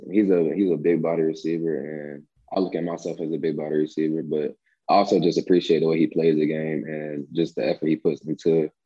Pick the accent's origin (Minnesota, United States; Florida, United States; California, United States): Florida, United States; Rockledge; I got my city, so it's Rockledge, and that's where I'm from.